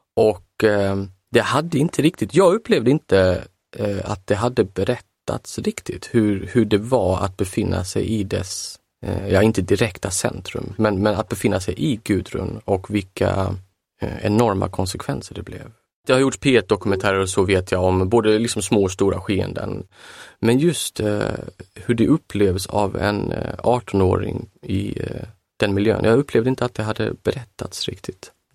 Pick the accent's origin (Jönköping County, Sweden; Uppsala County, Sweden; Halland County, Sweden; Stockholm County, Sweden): Halland County, Sweden; Halmstad; i min, min hemtrakt